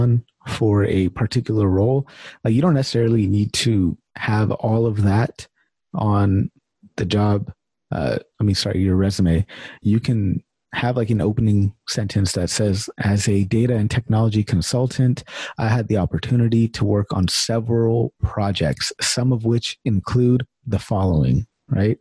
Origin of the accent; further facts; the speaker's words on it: Sacramento, California, United States; I'm from Sacramento